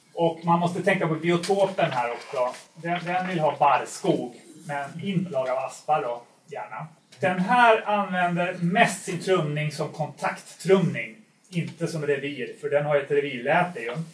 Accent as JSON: {"language": "Swedish", "town": "Stockholm", "region": "Stockholm County", "country": "Sweden", "tie": "born or raised there", "also_born_or_lived": "Uppsala", "said": "jag är ju infödd stockholmare från början, vilket kanske hörs lite grann"}